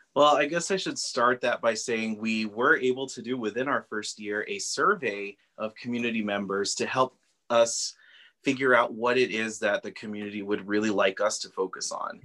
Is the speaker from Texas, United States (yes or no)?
yes; Socorro, Texas, United States; I'm originally from Socorro, yeah. so my family has been here for generations, right. um, and so we grew up uh, not far from the mission